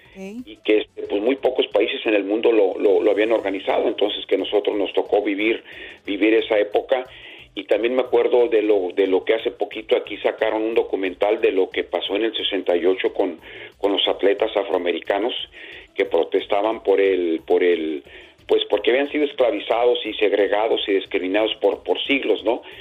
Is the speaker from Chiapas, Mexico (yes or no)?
no; Jalisco, Mexico; moved away; also born or lived in La Barca, Jalisco / Guadalajara, Jalisco; tener mi infancia en, en, el estado de Jalisco, ¿no? En un pueblito que se llama La Barca y después nos fuimos a la ciudad de Guadalajara